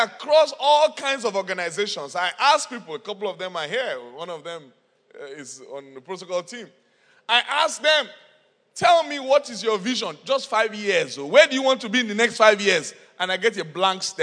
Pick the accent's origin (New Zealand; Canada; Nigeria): Nigeria; moved away; I'm from Nigeria